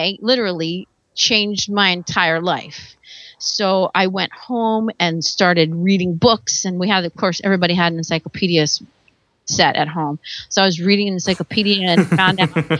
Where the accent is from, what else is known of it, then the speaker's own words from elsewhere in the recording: Virginia, United States; moved away as an adult; now in California, United States; I'm actually from Virginia. And I grew up probably 2 hours from the ocean